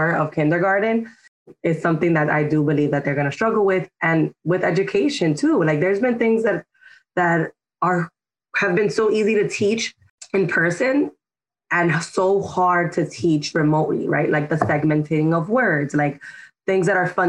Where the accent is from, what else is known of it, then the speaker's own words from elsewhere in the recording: New York City, New York, United States; I grew up in Washington Heights and Dyckman